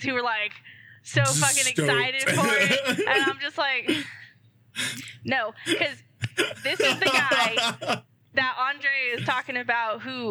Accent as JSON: {"language": "English", "town": "Dallas", "region": "Texas", "country": "United States", "said": "Dallas, Texas, which is where I'm from"}